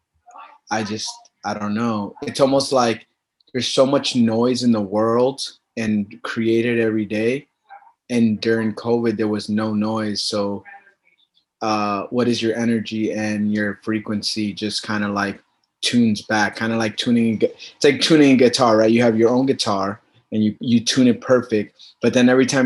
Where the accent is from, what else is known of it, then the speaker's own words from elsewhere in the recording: Lowell, Massachusetts, United States; also born or lived in Puerto Rico; I was born in Puerto Rico, but raised in Lowell, Mass